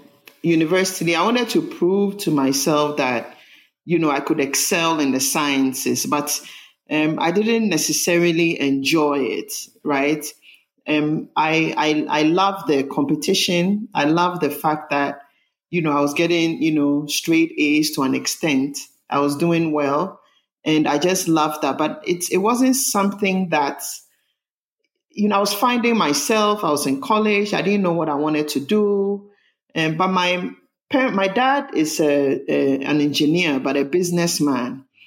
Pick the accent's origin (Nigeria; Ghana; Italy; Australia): Ghana; born there; Well, I was born in Ghana. … And I grew up in a family of, I had three brothers, a family of six.